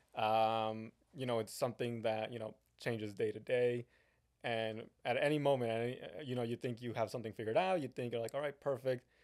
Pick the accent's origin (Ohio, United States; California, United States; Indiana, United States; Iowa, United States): California, United States; San Bernardino; moved away; I was born in San Bernardino and then I moved away and now I'm back